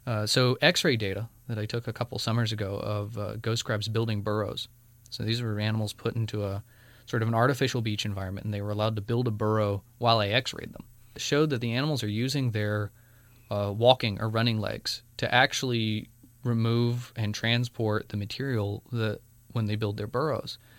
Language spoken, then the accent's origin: English; North Carolina, United States; from North Carolina.